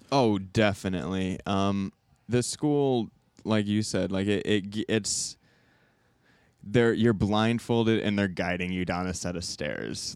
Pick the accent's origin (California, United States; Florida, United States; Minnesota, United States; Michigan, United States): Michigan, United States; Southwest; moved away as an adult; now in Chicago, United States; I'm from Southwest Michigan